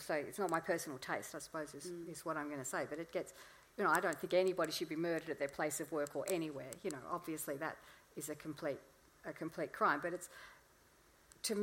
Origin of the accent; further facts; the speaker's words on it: Melbourne, Victoria, Australia; I'm from Melbourne